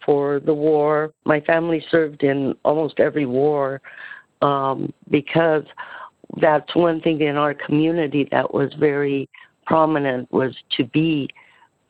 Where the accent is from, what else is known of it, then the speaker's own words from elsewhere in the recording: Pueblo, Colorado, United States; also born or lived in Walsenburg, Colorado; I was born on a little farm there. And then I was raised in Pueblo.